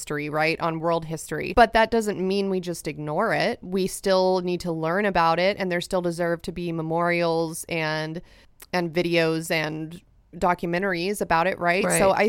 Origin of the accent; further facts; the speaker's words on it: California, United States; I grew up in California.